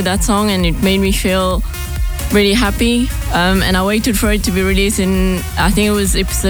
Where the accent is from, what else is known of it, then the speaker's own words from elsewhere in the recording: Mauritius; also born or lived in Melbourne, Australia; now in Australia; I'm from Mauritius